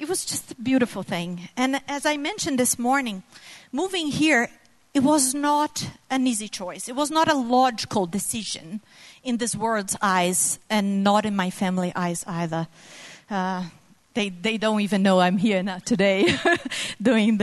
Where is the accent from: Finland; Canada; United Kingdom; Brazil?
Brazil; moved away as an adult; my family and I moved here from Brazil exactly 3 years ago tomorrow